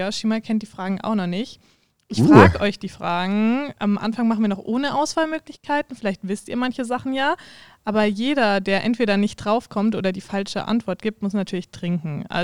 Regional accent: Austria; now in Germany; Also ich komme aus Österreich und da also habe ich das noch nie gesehen, noch nie gehört.

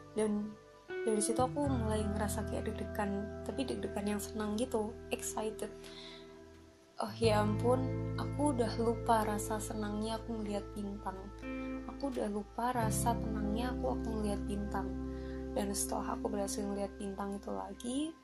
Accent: Surabaya, East Java, Indonesia; di kota aku, di Surabaya ini, itu cukup sulit bisa melihat bintang. Jadi waktu malam hari, waktu aku masih kecil, itu aku masih bisa lihat bintang

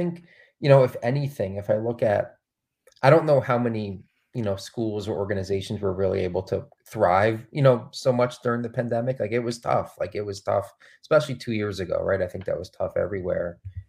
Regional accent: Trumbull, Connecticut, United States; I was one of those students, growing up in Trumbull, Connecticut.

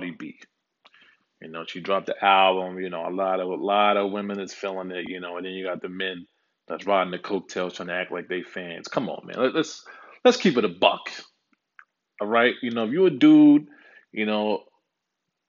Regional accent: New York City, New York, United States; also born or lived in Dallas, Texas; now in California, United States; born and raised in Harlem

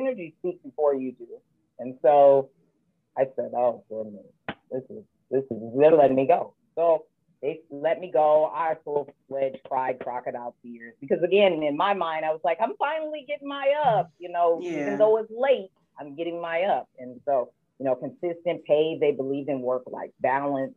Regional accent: Michigan, United States; I'm from Michigan and mother to three

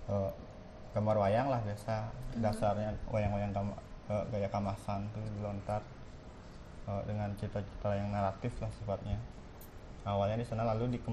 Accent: Wangaya Gede, Bali, Indonesia; Tapi yang aku tahu cuma di di di Wangayu Gede ya sih di desaku.

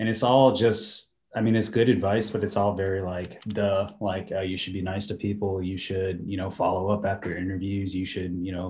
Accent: Mechanicsville, Virginia, United States; I'm from Mechanicsville, so I went to Atlee High School

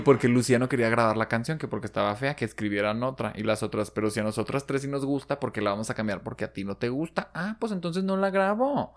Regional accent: Mexico

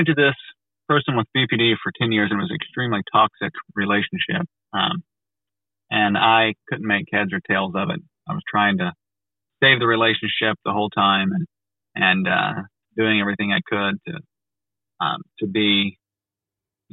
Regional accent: United States; I'm from America

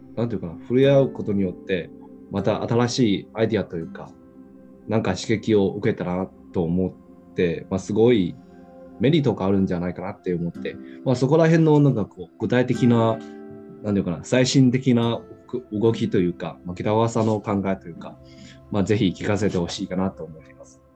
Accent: Xiamen, Fujian, China; Japanese is a second language; moved away as an adult; now in Japan; 僕の出身というか、まあ、中国のアモ

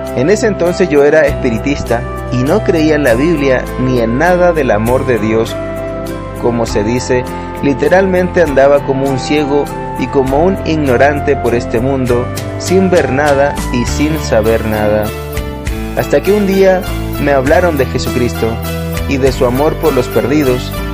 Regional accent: Argentina; Nací en Argentina en el año 1965

